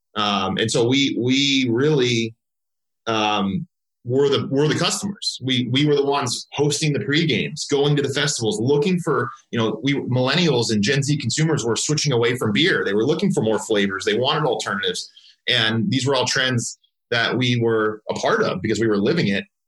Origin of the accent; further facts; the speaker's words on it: Southern California, United States; I grew up actually in Southern California